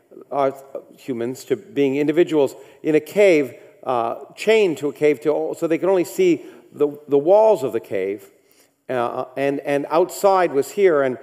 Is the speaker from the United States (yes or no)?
no; Canada; I grew up in Canada